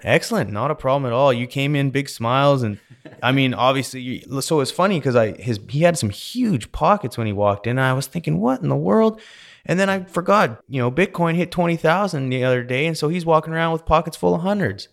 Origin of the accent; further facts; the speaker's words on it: Canada; now in Texas, United States; I grew up in Canada